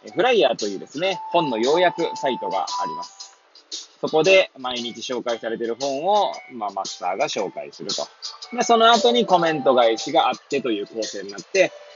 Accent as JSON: {"language": "Japanese", "town": "Hachioji", "region": "Tokyo", "country": "Japan", "tie": "born or raised there", "moved": "as an adult", "lives_now": "Kamaishi, Japan", "said": "八王子生まれ、八王子育ち、震災の前の年から釜石で働く"}